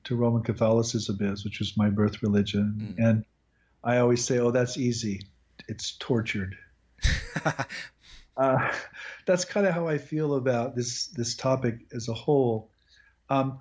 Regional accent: Midwest, United States; now in Texas, United States; I'm also from the Midwest

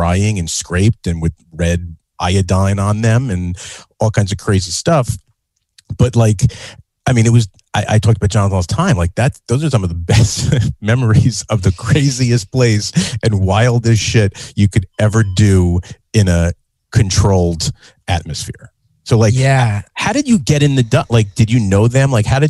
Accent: Northern New Jersey, United States; I grew up in Northern Jersey

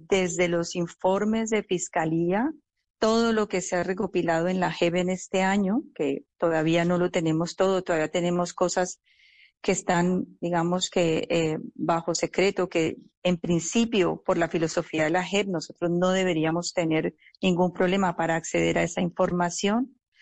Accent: Colombia; como colombianos

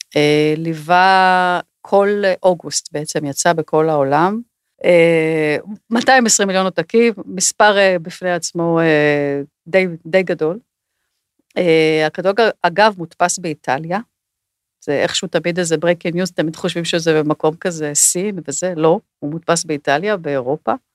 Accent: Israel

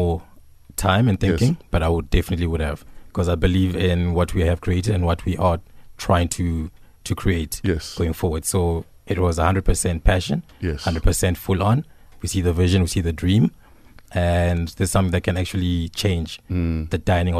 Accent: Johannesburg, Gauteng, South Africa; also born or lived in Venda; So I'm a Venderborn, Joburg raised.

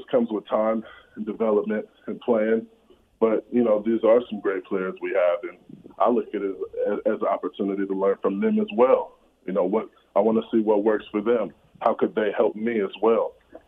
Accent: Compton, California, United States; It was pretty tough. You know, of course, we were, you know, a family in poverty.

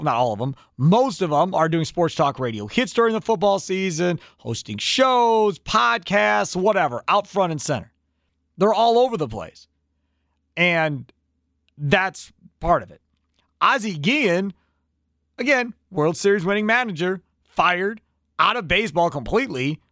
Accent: Kenosha, Wisconsin, United States; Growing up in Kenosha

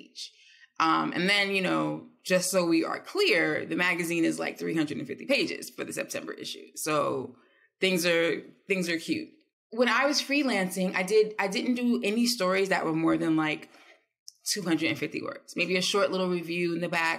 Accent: East Orange, New Jersey, United States; I'm from East Orange. Like, … grew up a mile away from me

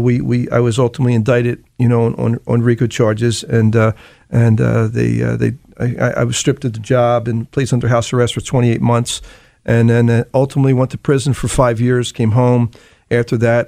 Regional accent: Philadelphia, Pennsylvania, United States; I was born and raised in Kensington

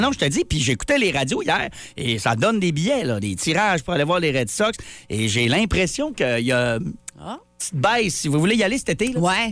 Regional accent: Quebec, Canada; J'ai expliqué à Patan que je venais du Québec

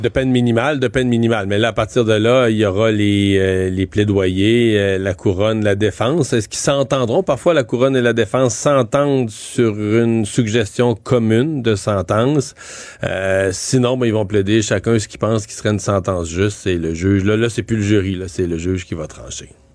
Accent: Rivière-du-Loup, Quebec, Canada; moi je suis de Rivière-du-Loup

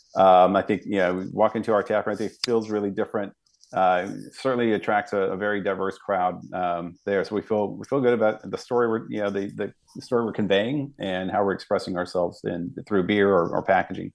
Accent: Dallas, Texas, United States; I grew up in West Dallas, um, you know, to the Oak Cliff area

